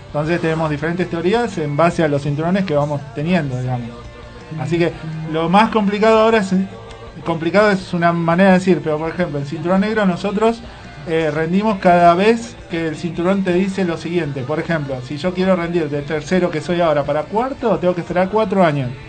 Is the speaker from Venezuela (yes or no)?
no; Villa Ballester, Buenos Aires Province, Argentina; yo soy de Villa Ballester